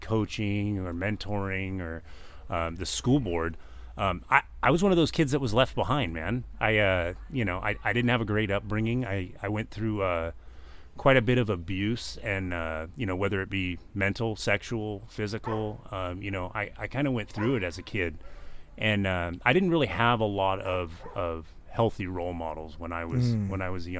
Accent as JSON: {"language": "English", "town": "Garden Grove", "region": "California", "country": "United States", "tie": "born or raised there", "also_born_or_lived": "Long Beach, California / Orange, California", "said": "Born and raised in Garden Grove."}